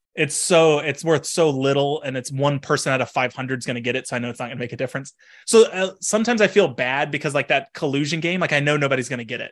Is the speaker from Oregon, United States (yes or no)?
no; Texas, United States; moved away as an adult; also born or lived in Washington; now in Pennsylvania, United States; I grew up in Texas, went to Washington for grad school